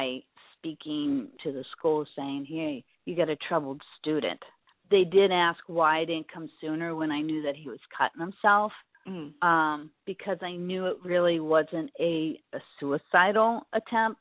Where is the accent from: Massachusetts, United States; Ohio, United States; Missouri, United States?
Ohio, United States; Bristolville; moved away as an adult; also born or lived in Florida; I was born in Bristolville, Ohio, a small town, probably about an hour south of Cleveland. Lived there for over 32 years and then moved to Florida for a while.